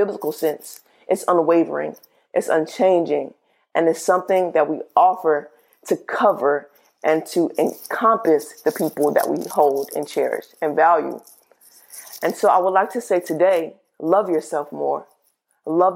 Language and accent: English; the South, United States; I'm from the South